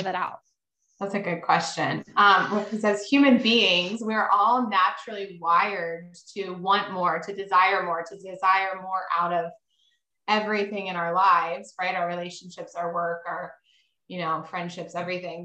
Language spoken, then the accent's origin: English; Maryland, United States; I live in Maryland. I grew up in Maryland.